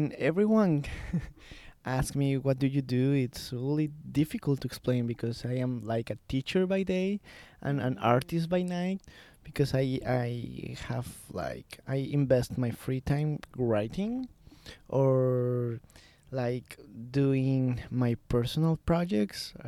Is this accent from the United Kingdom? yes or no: no; Colombia; I was born in Colombia.